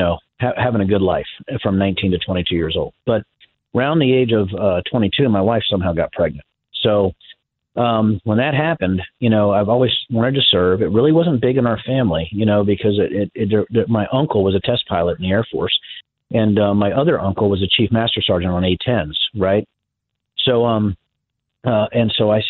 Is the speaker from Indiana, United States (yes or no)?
no; Virginia, United States; moved away; I was originally from Virginia, my dad was an electrician at the University of Virginia